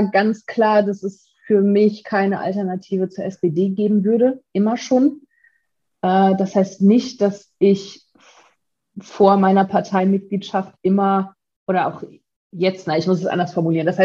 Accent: Velbert, North Rhine-Westphalia, Germany; in meiner Heimatstadt. Das ist äh, Felbert, das ist äh, so, eine, so eine kleinere Stadt direkt angrenzend an Essen.

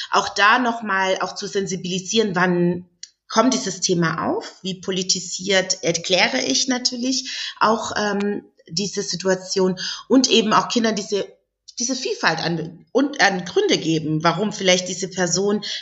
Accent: Southern Germany, Germany; Ich komme aus Süddeutschland, das heißt, auf dem Land sieht man noch sehr viel auch ältere Frauen, die dann und wann eben auch ähm, Kopfbedeckungen tragen.

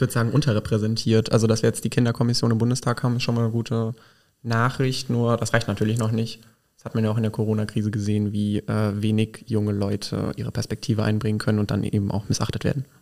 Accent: Burgschwalbach, Rhineland-Palatinate, Germany

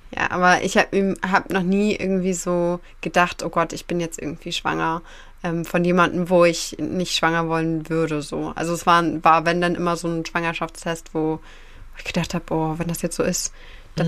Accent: Northern Germany, Germany; bei uns im Norden

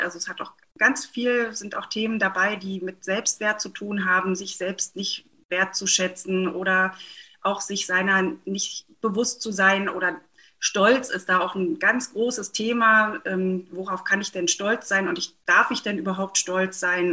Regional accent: Mecklenburg-Vorpommern, Germany; ich komme aus Mecklenburg-Vorpommern gebürtig

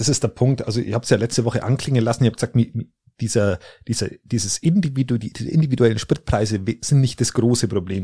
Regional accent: Landsberg am Lech, Bavaria, Germany; bei uns in Landsberg am Lech oder da irgendwo in der, in der Ecke

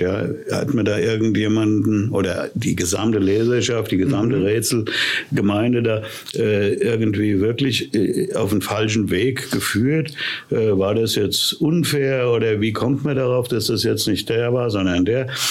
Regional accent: Wiesbaden, Hesse, Germany; ich bin ja in Wiesbaden zur Schule gegangen

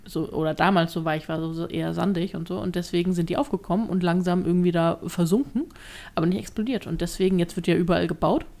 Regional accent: Hamburg, Germany; als Hamburger ist man das gewohnt

